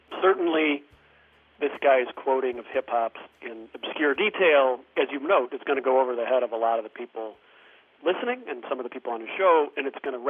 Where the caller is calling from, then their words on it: North Riverside, Illinois, United States; Jim and Greg … I'm calling from North Riverside, Illinois.